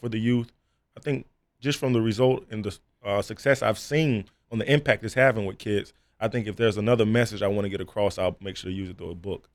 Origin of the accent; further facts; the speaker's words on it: South Florida, United States; growing up in South Florida